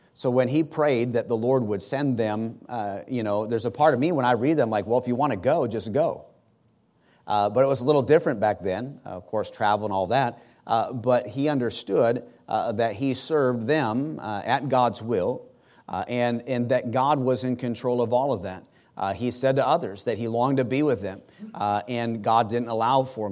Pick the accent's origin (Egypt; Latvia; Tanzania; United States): United States; as an American